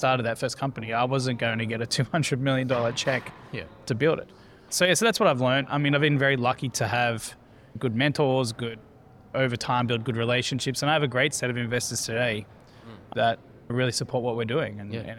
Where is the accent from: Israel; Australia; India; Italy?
Australia; Sydney, New South Wales; now in Cambridge, United States; I'm from Sydney originally. I live in the United States now, in Massachusetts, Cambridge.